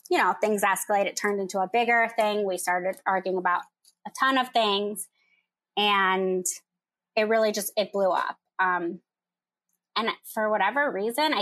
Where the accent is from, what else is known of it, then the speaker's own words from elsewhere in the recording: Michigan, United States; moved away as an adult; now in Chicago, United States; I'm from Michigan. I live in Chicago